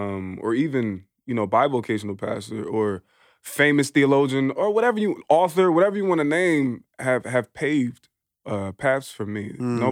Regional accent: Philadelphia, Pennsylvania, United States; now in Portland, United States; Well, both my parents are from Philly. I'm from Philly. My mom is Afro-Indigenous, and my dad is just a black dude from Philly.

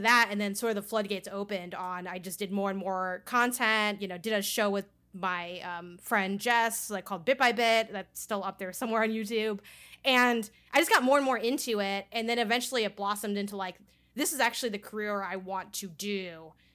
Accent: Chicago, Illinois, United States; I grew up in Chicago and I went to school on the north side, like, downtown-ish, and I lived in the south side

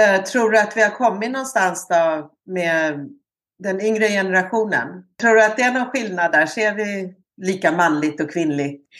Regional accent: Sweden; moved away as an adult; also born or lived in Canada; som utlandssvensk

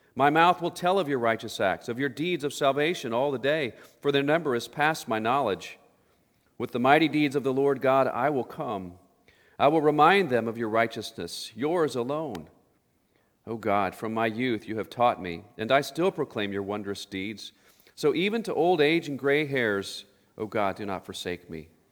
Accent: Oklahoma, United States; growing up in Oklahoma, we grew up in Tornado Alley

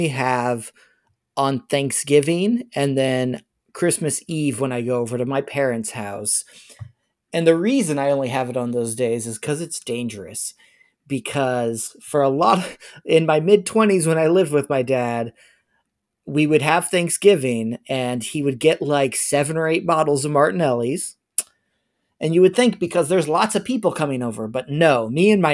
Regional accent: United States; I'm an American

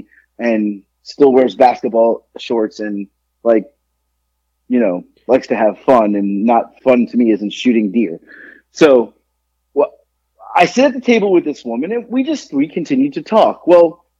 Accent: Boca Raton, Florida, United States; moved away; I grew up in Boca

